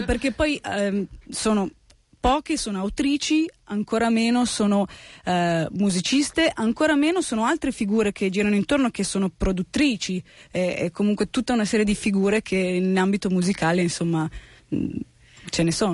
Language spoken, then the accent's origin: Italian; Italy; first language Italian; also born or lived in United States; io sono italiana, sono, sono italo-americana, nel senso che sono nata negli Stati Uniti, eh, venuta in Italia che avevo 5 anni, per cui la mia ormai madrelingua ormai è l'italiano